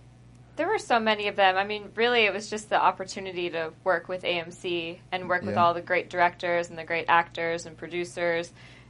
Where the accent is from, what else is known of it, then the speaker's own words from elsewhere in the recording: Texas, United States; like my character, the Southern hospitality growing up in Texas, I feel like that's a real thing